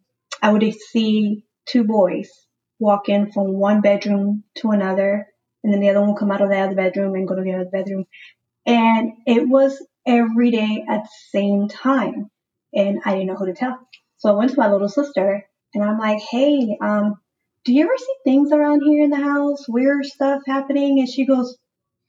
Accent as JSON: {"language": "English", "town": "Houston", "region": "Texas", "country": "United States", "tie": "born or raised there", "said": "Born and raised in Houston, Texas, but of course my family is from Mexico, San Luis Potosí."}